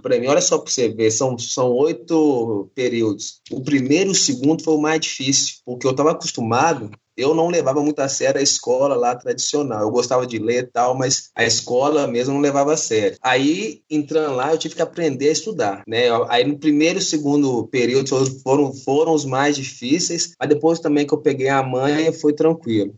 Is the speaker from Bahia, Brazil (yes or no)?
no; Belo Horizonte, Minas Gerais, Brazil; sou de Belo Horizonte